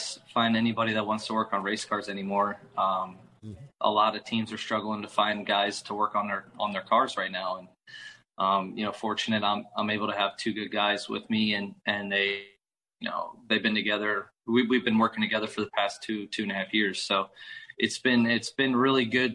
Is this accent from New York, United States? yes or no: no; Williams Grove, Pennsylvania, United States; I grew up in the Williams Grove infield